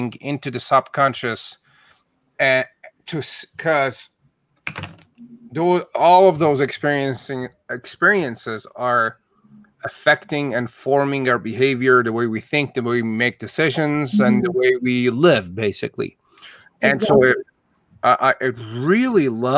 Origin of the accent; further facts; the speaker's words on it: Iran; English is a second language; moved away as an adult; now in Canada; I wasn't born in Canada. I was born in Iran.